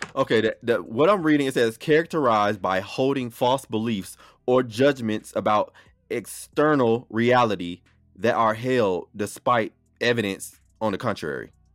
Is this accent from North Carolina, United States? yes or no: no; Florida, United States; now in Atlanta, United States; I was born and raised in Florida